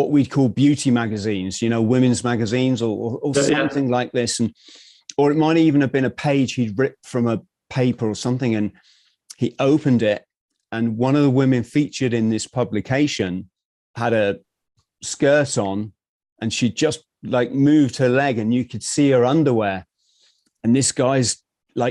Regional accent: England, United Kingdom; as a English guy

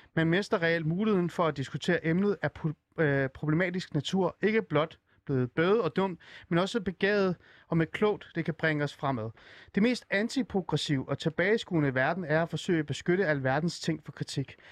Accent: Iran; now in Denmark; jeg kommer oprindeligt fra Iran

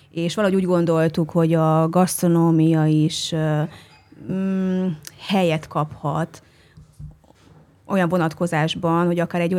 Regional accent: Odorheiu Secuiesc, Harghita County, Romania; now in Budapest, Hungary; ugye én székelyudvarhelyi születésű vagyok

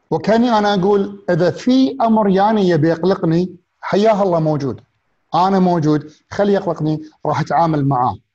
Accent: Kuwait; also born or lived in England; لما رجعت من انجلترا انا عشت فتره حياتي في انجلترا ولما رديت كنت وايد قاعد لما رجعت الكويت كنت قاعد احاتي اروح لانجلترا مره ثانيه

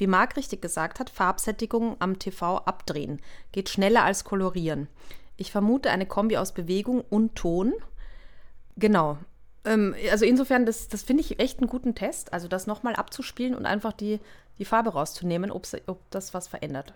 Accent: Austria; ich bin Österreicherin

